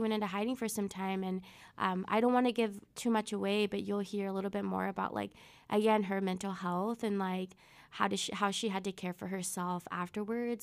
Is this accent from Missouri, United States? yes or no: yes; Webb City, Missouri, United States; first language Spanish; English is a second language; I grew up in South of Missouri, Southwest Missouri, Webb City, um, like, ten minutes away from Joplin